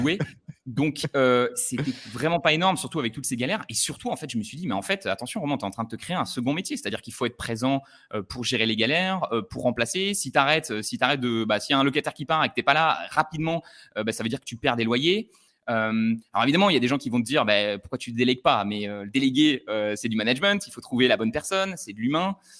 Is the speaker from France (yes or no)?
yes; Le Puy-en-Velay, Auvergne-Rhône-Alpes, France; dans ma ville natale du Puy-en-Velay